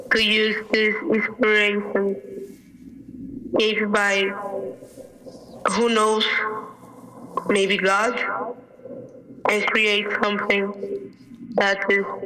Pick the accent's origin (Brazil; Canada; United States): Brazil; I was born in Rangers in Brazil